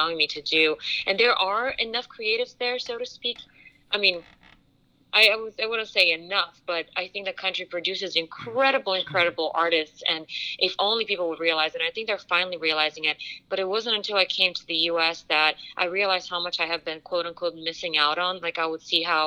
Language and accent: English; Bulgaria; moved away; I grew up in Bulgaria